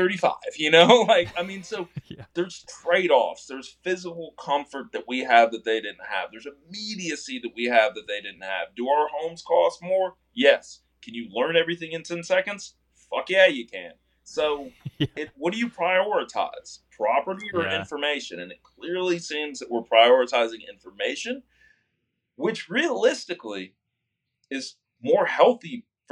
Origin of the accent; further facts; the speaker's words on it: South Texas, United States; I'm from South Texas, which is, you know, it's an optimistic place